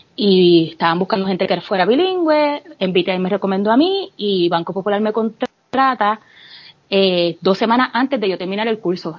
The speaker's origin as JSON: {"language": "Spanish", "town": "Bayamón", "country": "Puerto Rico", "tie": "born or raised there", "moved": "as an adult", "lives_now": "Texas, United States", "said": "Yo soy nacida y criada en Bayamón. Eh, me mudé para Texas cuando tenía 23 años."}